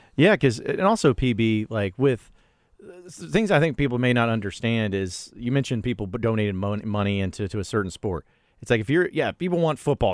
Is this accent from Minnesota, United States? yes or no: no; Fayetteville, Arkansas, United States; came to my school growing up in Fayetteville.